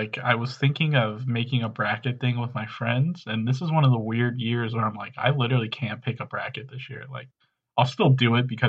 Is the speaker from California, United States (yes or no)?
yes; California, United States; ever since I grew up in California.